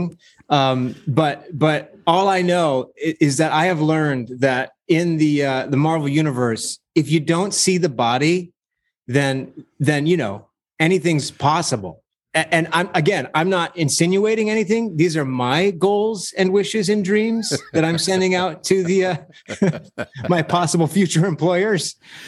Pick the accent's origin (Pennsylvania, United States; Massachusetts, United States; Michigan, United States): Michigan, United States; Saginaw; moved away; being a kid growing up in Saginaw